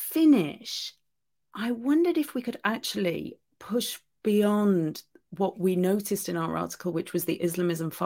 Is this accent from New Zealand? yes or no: no; United Kingdom; I'm British and I live in Britain